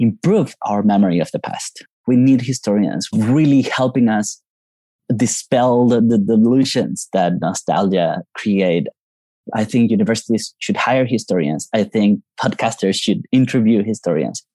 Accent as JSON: {"language": "English", "country": "Colombia", "tie": "born or raised there", "moved": "as an adult", "lives_now": "United States", "said": "I'm from Colombia, and that's where I grew up until I moved to the States 18 years ago."}